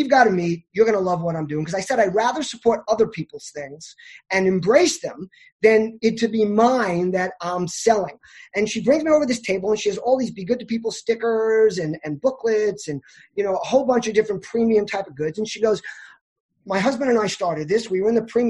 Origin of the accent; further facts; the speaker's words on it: New York, United States; I'm a New Yorker.